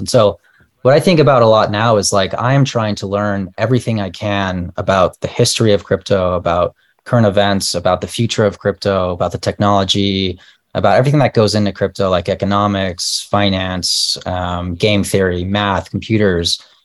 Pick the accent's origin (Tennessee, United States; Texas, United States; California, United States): Texas, United States; El Paso; moved away as an adult; also born or lived in Palo Alto / New York / Bay Area; I was born and raised in El Paso, and I've been here um, I lived here until I was 26, and then I moved to Palo Alto